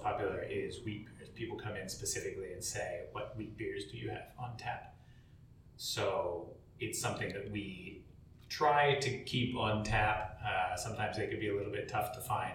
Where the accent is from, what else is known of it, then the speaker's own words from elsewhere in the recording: United States; As an American